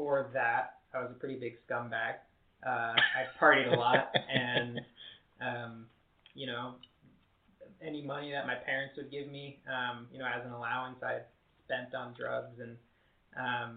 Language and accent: English; New Jersey, United States; moved away as an adult; also born or lived in Philadelphia; now in California, United States; I was born and raised in New Jersey